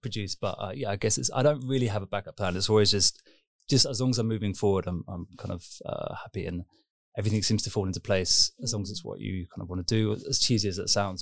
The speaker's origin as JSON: {"language": "English", "region": "London", "country": "United Kingdom", "tie": "born or raised there", "also_born_or_lived": "Kingston upon Thames / Esher, Surrey / Berlin", "moved": "yes", "said": "grew up in London, just ki-, kind of Greater London. So I was born in Kingston upon Thames"}